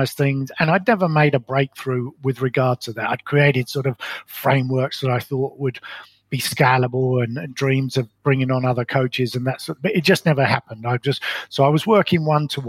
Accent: London, United Kingdom; moved away as an adult; also born or lived in Colorado, United States; now in New Zealand; I was brought up in London in what I describe as a very ordinary upbringing

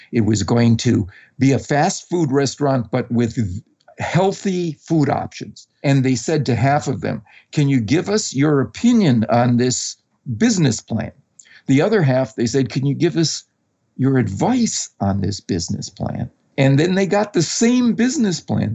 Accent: Wisconsin, United States; I grew up in Wisconsin

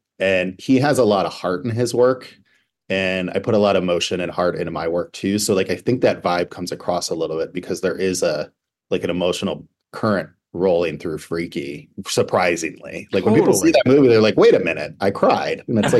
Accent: Cleveland, Ohio, United States; born or raised there; moved away; also born or lived in Los Angeles

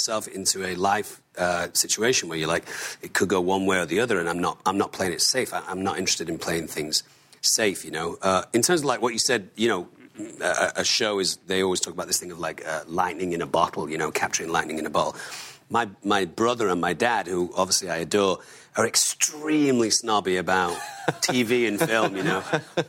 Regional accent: Manchester, North West England, United Kingdom; And I mean, I'm from Manchester.

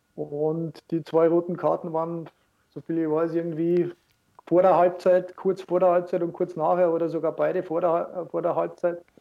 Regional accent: Austria; moved away as an adult; also born or lived in Munich, Germany; als Österreicher

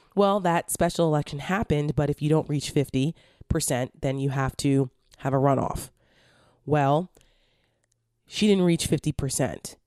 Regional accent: Paramus, New Jersey, United States; moved away as an adult; now in Washington, D.C. area, United States; I'm from New Jersey. I'm from, like, the mall capital of the Northeast. The town of Paramus, New Jersey.

